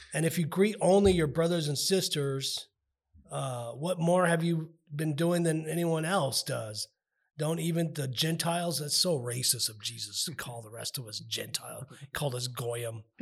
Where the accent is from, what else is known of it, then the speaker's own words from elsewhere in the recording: United States; I'm also an American